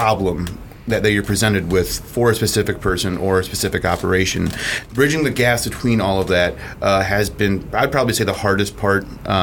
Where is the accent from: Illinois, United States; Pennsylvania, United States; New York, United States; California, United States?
Illinois, United States; McHenry; it actually happens to be where I grew up in McHenry